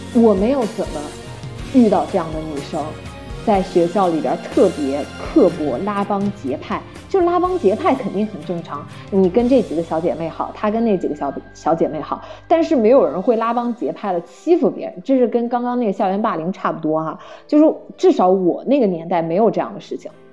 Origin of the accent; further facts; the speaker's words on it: China; now in Canada; 我是中国人